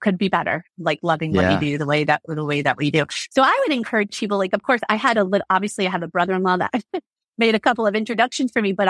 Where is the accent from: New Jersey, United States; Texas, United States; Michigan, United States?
New Jersey, United States; Kearny; I grew up in Kearney, New Jersey, which we have been dubbed Sucker Town, USA.